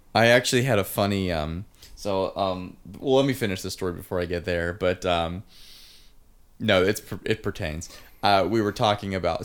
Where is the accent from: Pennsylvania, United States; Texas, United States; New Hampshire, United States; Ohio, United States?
Pennsylvania, United States; Pittsburgh